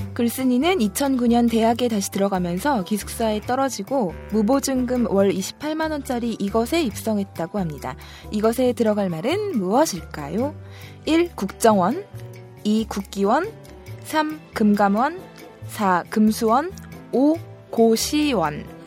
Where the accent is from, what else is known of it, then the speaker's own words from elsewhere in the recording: Seoul, South Korea; 저는 운이 좋게도 서울에서 태어나서 서울에 집이 있는데